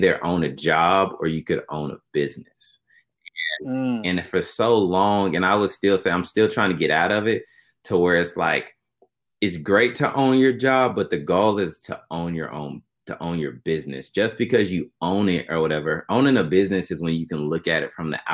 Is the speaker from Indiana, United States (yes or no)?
no; Knoxville, Tennessee, United States; Knoxville, Tennessee was great growing up